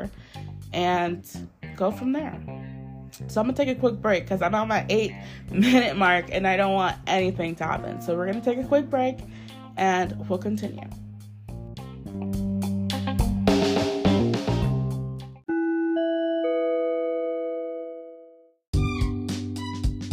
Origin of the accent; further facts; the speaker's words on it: United States; my home country, the US of A.